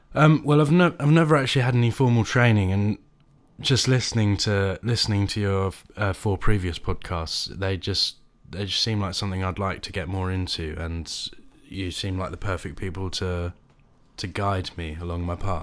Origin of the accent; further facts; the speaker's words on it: High Wycombe, South East England, United Kingdom; I hail from High Wycombe, which is, uh, funnily enough, the birthplace of the Windsor chair